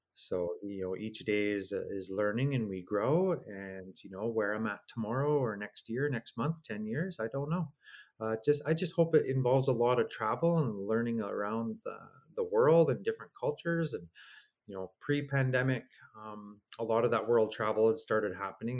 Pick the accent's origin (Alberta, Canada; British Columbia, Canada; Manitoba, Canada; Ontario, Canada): Alberta, Canada; Stony Plain; also born or lived in Edmonton; I grew up out in Stony Plain